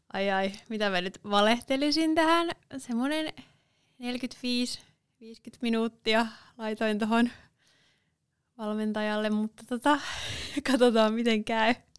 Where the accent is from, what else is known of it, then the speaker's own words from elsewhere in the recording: Seinäjoki, South Ostrobothnia, Finland; moved away as an adult; also born or lived in Helsinki; now in Savonlinna, Finland; Mä oon syntynyt tuolla Helsingissä, mutta viettinyt oikeastaan koko nuoruuteni ja lapsuuteni Seinäjoella